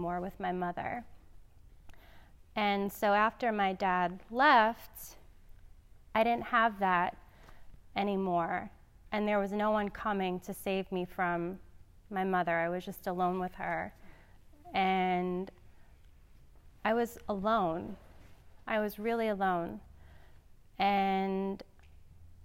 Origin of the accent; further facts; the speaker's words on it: New York City, New York, United States; I grew up in Staten Island